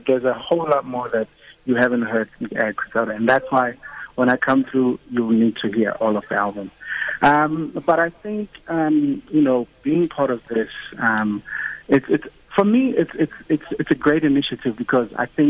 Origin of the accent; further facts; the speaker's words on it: South Africa; people will get to experience us as a South African artist.